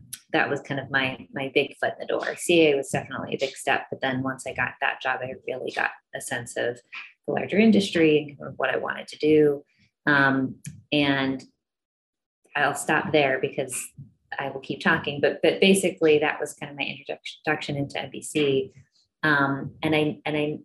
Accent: Chicago, Illinois, United States; moved away as an adult; also born or lived in Los Angeles, California; I grew up in Chicago, and coming out to California

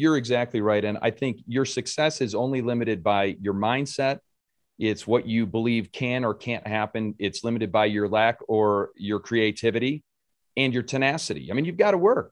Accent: Rochester, New York, United States; I grew up in Rochester.

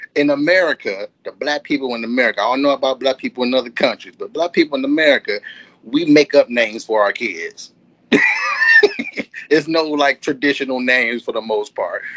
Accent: Detroit, Michigan, United States; now in Southfield, United States; I am from Detroit, Michigan. Born and raised, I now reside in Southfield, which is across the street from Detroit

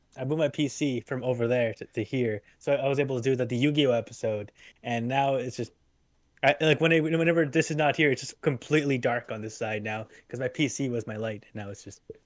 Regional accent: Truro, Nova Scotia, Canada; my hometown. There's very there's very open skies

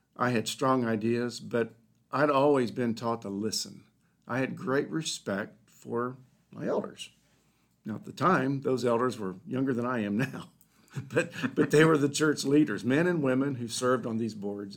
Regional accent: Dayton, Ohio, United States; I grew up in Dayton, Ohio

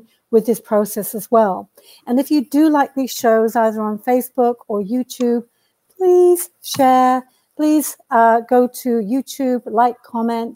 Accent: United Kingdom; now in Canada; I am a Brit who came here a long time ago.

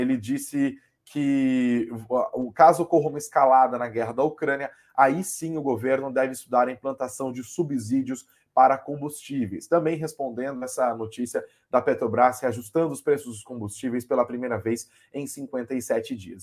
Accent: Brazil; a gente, enquanto brasileiros

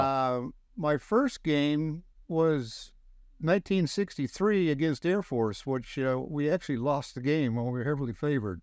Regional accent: Page, Nebraska, United States; now in Wilton, California, United States; my hometown of Page, Nebraska, with less than two hundred people

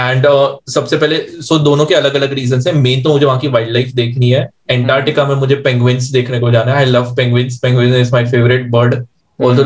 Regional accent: Chandigarh, India; मैं भी चंडीगढ़ से हूँ

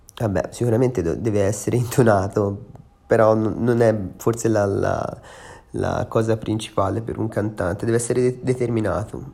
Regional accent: Empoli, Tuscany, Italy; now in Milan, Italy; sono un cantautore toscano, sono nato a Empoli

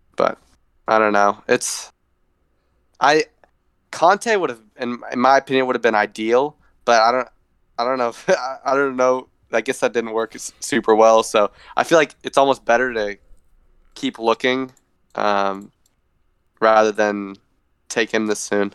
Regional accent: United States; I'm American

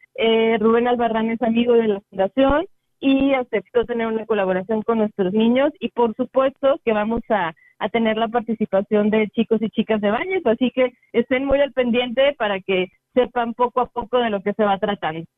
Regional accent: San Luis Potosí, Mexico; nuestros paisanos

